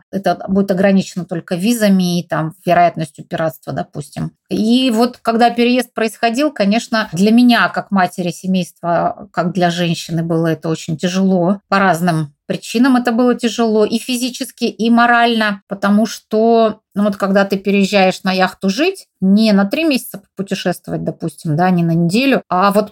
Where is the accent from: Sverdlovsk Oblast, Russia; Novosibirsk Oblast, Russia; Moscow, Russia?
Novosibirsk Oblast, Russia; Novosibirsk; now in Altai Republic, Russia; У нас, наоборот, были деньги на квартиру, потому что в родном городе Новосибирске у нас своей квартиры не было. А вот в Горном Алтае мы построили дом, из которого сейчас мы и разговариваем, собственно.